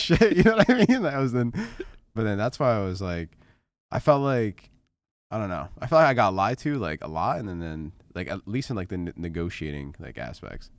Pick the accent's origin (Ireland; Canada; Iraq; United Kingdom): Canada; moved away; growing up in Canada